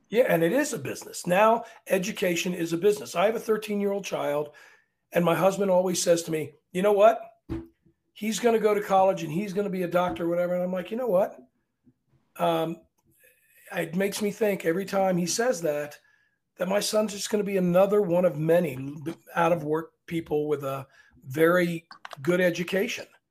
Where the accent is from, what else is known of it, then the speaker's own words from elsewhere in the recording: Arlington, Virginia, United States; I'm from Arlington, but we're still below the Mason Dixon line